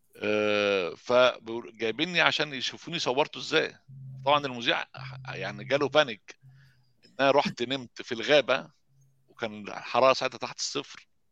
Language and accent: Arabic; Egypt; now in Sweden; احنا عندنا في مصر